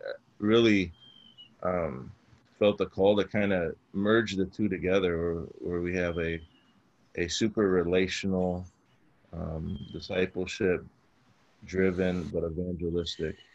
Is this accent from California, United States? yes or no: no; Chicago, Illinois, United States; I grew up in Chicago, and growing up, I kind of grew up in a rougher area of Chicago